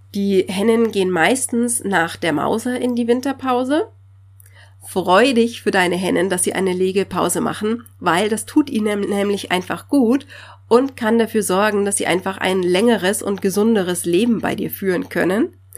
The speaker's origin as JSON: {"language": "German", "region": "Bavaria", "country": "Germany", "said": "hier bei uns in Bayern"}